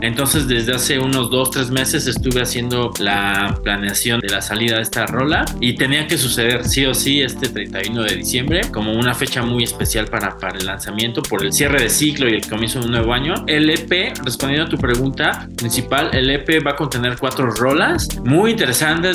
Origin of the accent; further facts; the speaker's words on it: Mexico; somos mexicanos